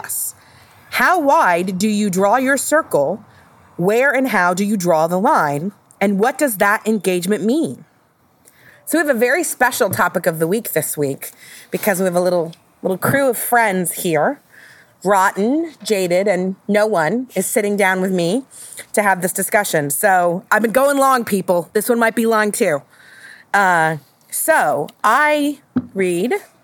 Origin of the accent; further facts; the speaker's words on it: Ohio, United States; I am from Ohio